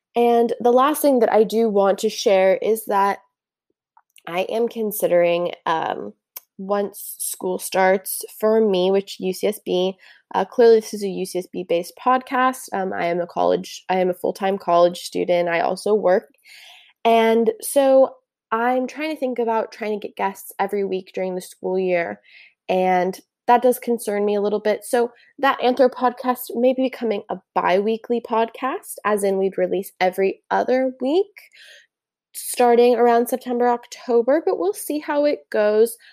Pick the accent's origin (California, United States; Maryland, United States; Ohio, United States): California, United States; Santa Barbara; also born or lived in Newport, Oregon / Ventura, California; when I was seven, I moved to Santa Barbara, where I did most of my elementary and middle school years